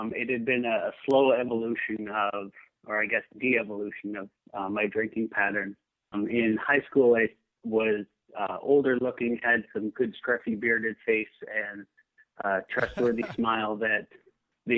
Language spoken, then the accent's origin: English; Canada; moved away as an adult; also born or lived in Davis, California; now in Seattle, United States; I grew up in Canada, and my wife and I moved down